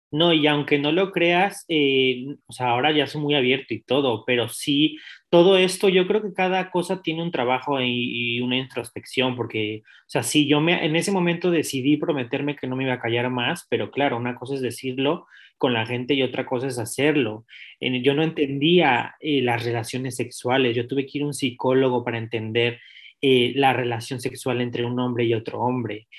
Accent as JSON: {"language": "Spanish", "region": "Mexico City", "country": "Mexico", "also_born_or_lived": "Europe", "moved": "yes", "said": "mi infancia se transmonta a 1991, el soy de la Ciudad de México, del Distrito Federal, antes llamado."}